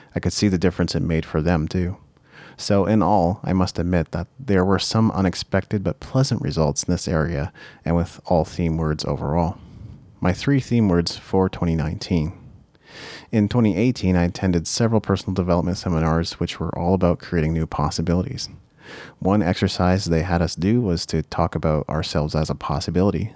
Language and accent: English; Japan; moved away; As a child, I was brought up in Japan, and that has had an irreversible impact on the way I am.